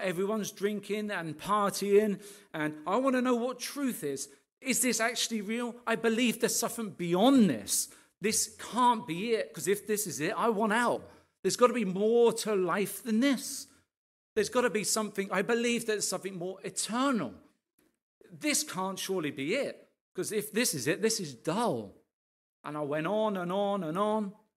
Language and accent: English; Arbury, East of England, United Kingdom; we grew up here in Arbery